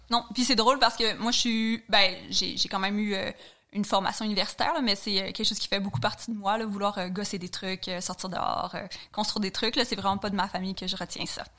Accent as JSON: {"language": "French", "town": "Chandler", "region": "Quebec", "country": "Canada", "tie": "born or raised there", "accent": "Gaspé (not strong)", "moved": "yes", "said": "je suis originaire de la Gaspésie, puis, euh, comme, euh, toute personne qui vient de région, j'ai quand même la chance d'avoir grandi dans la nature"}